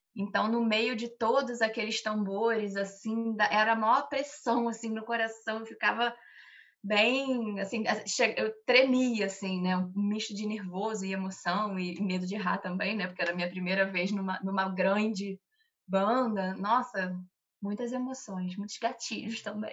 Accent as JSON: {"language": "Portuguese", "town": "Bom Jardim", "country": "Brazil", "moved": "yes", "lives_now": "Rio de Janeiro, Brazil", "said": "o carnaval na minha cidade, que é Bom Jardim"}